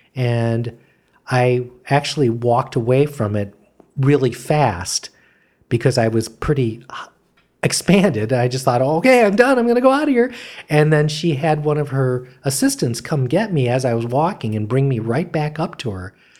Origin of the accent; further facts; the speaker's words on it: Michigan, United States; moved away as an adult; I was from Michigan